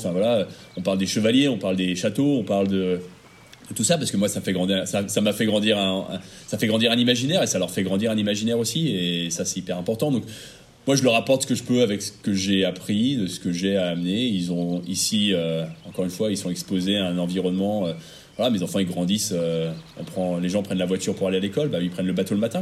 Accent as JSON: {"language": "French", "country": "France", "moved": "as an adult"}